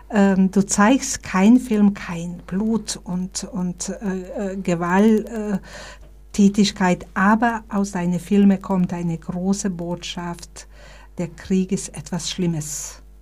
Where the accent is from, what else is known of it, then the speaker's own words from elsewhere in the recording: Bosnia & Herzegovina; now in Germany; ich bin hier aus Bosnien als Flüchtling gekommen, 1992, da war so eine ähm, äh, Hilfsbereitschaft in Deutschland da.